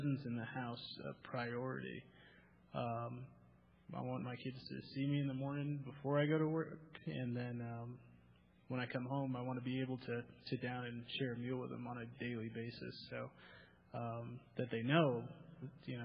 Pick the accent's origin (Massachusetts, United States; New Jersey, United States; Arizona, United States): Massachusetts, United States; growing up in Massachusetts, my mom was really, you know, the one that was in the house